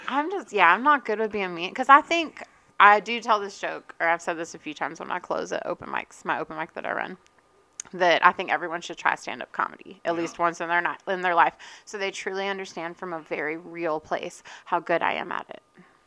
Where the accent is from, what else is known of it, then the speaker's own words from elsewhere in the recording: Eastern North Carolina, United States; moved away as an adult; also born or lived in Raleigh, North Carolina / Charleston, South Carolina / Maine; now in Colorado, United States; I was born and raised in Eastern North Carolina